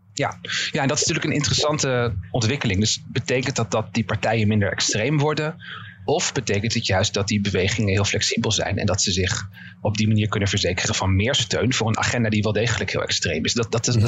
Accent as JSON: {"language": "Dutch", "country": "Netherlands", "said": "ik misschien als Nederlander"}